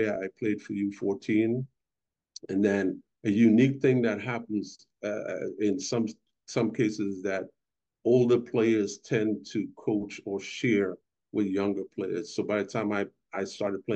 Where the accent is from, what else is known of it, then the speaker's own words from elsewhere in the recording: Port of Spain, Trinidad & Tobago; now in United States; I'm originally from Trinidad and Tobago, Port of Spain, capital city. I'm from the inner city